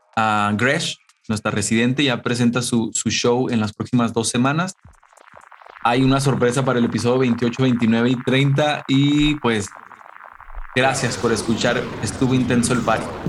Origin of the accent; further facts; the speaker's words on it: Chihuahua, Mexico; como mexicano, como buen chihuahuense de Chihuahua, México